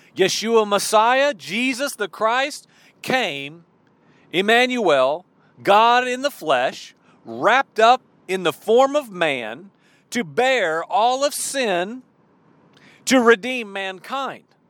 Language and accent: English; Illinois, United States; moved away; also born or lived in Georgia; I grew up in Illinois